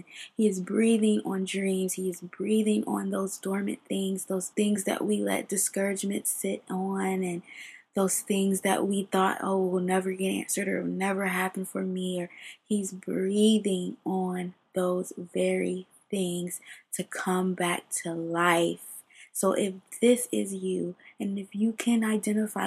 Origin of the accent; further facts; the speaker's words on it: Ohio, United States; moved away as an adult; now in California, United States; I'm from Ohio